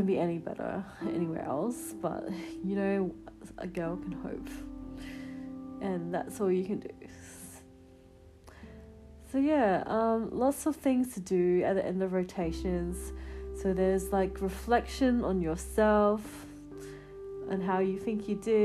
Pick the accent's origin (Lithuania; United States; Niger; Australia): Australia; South Australia; now in Melbourne, Australia; my hometown, South Australia